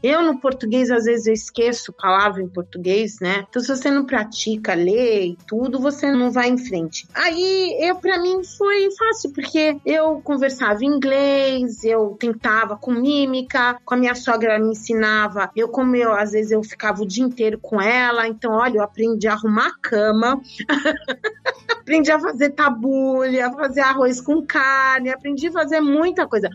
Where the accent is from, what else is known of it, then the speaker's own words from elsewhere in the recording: São Paulo, Brazil; moved away as an adult; now in Lebanon; Eu nasci em São Paulo, na cidade de São Paulo, precisamente no bairro da Vila Mariana, na Rua Vergueiro. Eu sempre morei na Vila Mariana